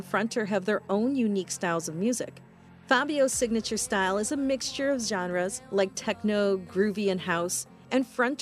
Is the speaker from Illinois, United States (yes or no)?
yes; Chicago, Illinois, United States; Chicago, my hometown